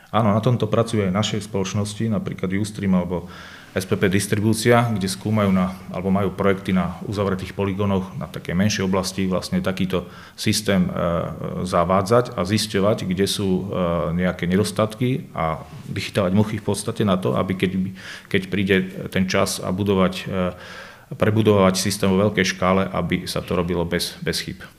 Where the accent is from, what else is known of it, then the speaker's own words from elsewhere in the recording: Banská Bystrica, Banská Bystrica Region, Slovakia; ja som z Banskej Bystrice, prídem sem z Banskej Bystrice